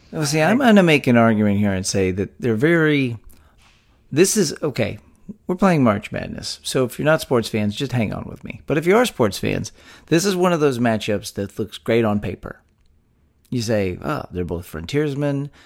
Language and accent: English; Texas, United States; We're three friends born and raised in the Lone Star State